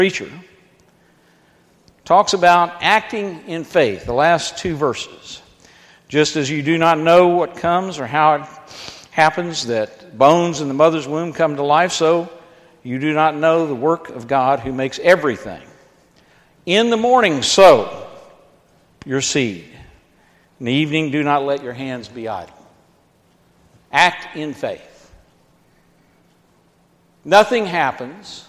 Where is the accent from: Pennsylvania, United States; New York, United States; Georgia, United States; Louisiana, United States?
Georgia, United States; I'm from Georgia